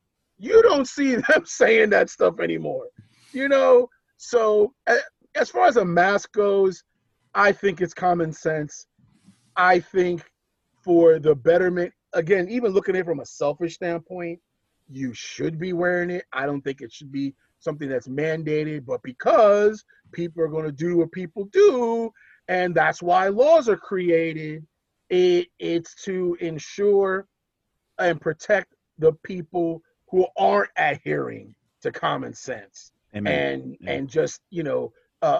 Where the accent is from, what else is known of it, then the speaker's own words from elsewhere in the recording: New York, United States; moved away; I'm born and raised in New York. I'm a native New Yorker.